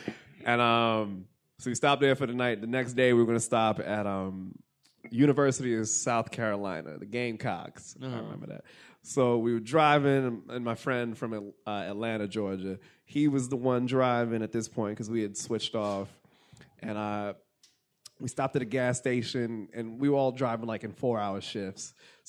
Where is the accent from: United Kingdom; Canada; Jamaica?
Jamaica; But also, so yeah, because I'm Jamaican.